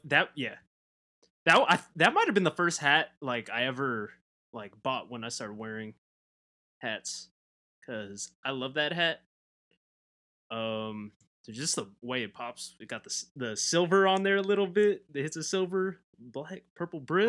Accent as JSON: {"language": "English", "region": "Southern California", "country": "United States", "said": "I'm from Southern California."}